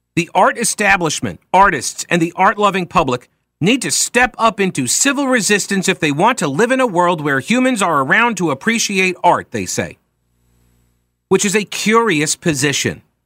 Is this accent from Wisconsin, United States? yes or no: no; Long Island, New York, United States; my town where I grew up on Long Island